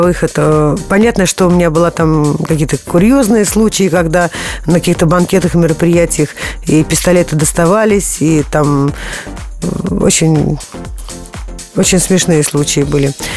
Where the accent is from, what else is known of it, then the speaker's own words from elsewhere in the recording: Moscow, Russia; я с детства, я москвичка